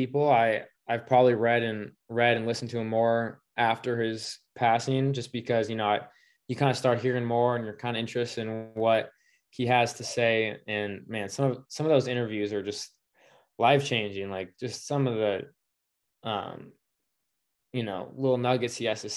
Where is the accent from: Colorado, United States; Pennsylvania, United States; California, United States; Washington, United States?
Washington, United States; Seattle; I'm from Seattle